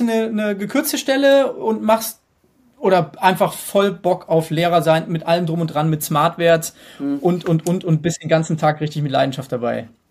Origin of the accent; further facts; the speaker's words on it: Hesse, Germany; Ich komme aus Hessen